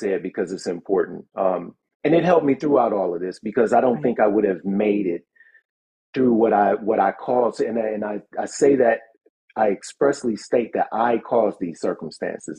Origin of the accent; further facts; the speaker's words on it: Cleveland, Ohio, United States; moved away; I'm from Cleveland originally